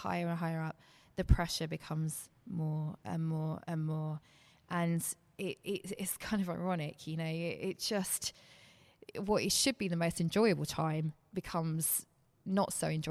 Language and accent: English; Bedford, East of England, United Kingdom; I'm from Bedford. I started playing in this in Bedford